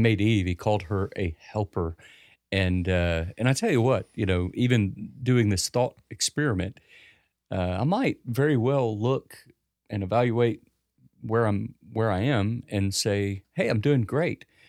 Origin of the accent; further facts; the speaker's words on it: United States; as an American